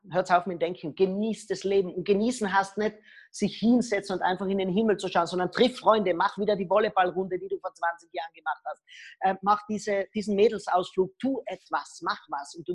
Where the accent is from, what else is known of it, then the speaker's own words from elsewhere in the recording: Austria; was ich nicht darf, weil ich bin Österreicher